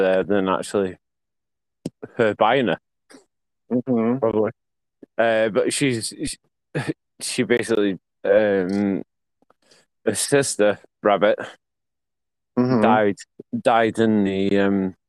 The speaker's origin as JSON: {"language": "English", "region": "Yorkshire and the Humber", "country": "United Kingdom", "said": "I'm a Yorkshireman"}